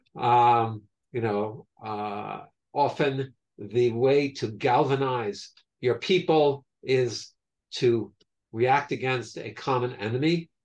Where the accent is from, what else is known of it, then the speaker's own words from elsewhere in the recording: New York, United States; growing up in New York